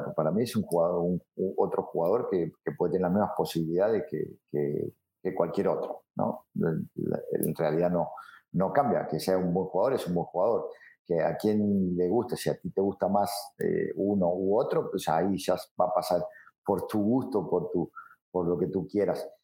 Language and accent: Spanish; Rosario, Santa Fe, Argentina; now in Mazatlán, Mexico; yo soy de Rosario. Yo soy eh, hincha de un equipo del ascenso, que es Central Córdoba de Rosario, que de ahí salí y de ahí fui toda mi vida